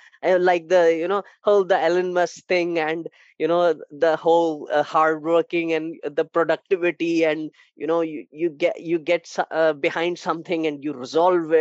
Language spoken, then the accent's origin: English; India; I'm from India